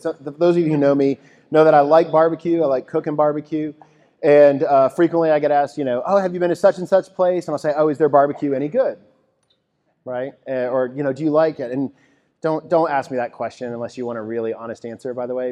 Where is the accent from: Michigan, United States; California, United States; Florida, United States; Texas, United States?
Texas, United States; My wife and I grew up in Texas